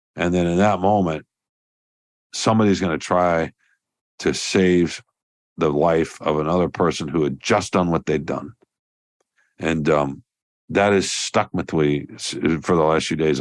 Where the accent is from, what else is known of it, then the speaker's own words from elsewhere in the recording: the South, United States; I'm a Southerner